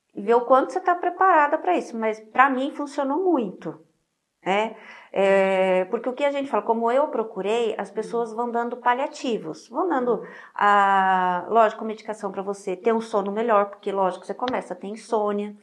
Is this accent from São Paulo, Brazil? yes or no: no; Rio Grande do Sul, Brazil; moved away; eu sou gaúcha